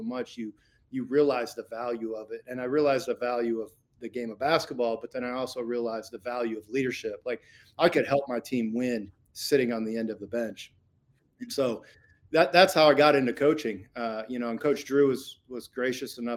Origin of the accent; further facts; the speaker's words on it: Indiana, United States; I grew up in Indiana, I'm through and through.